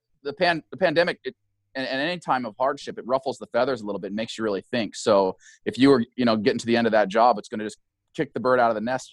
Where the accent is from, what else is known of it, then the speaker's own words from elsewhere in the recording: Idaho, United States; moved away as an adult; also born or lived in Arkansas / Oregon / Los Angeles / Seattle; now in Springfield, Oregon, United States; I was born in Arkansas, raised in Idaho, and then I moved to Oregon when I was 18 to go to school here, and I never left. And I moved to Springfield specifically in 2006 and have always had a house here.